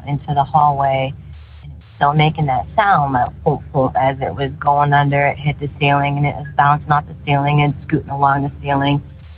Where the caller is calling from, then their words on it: St. Louis, Missouri, United States; I am from St. Louis, Missouri.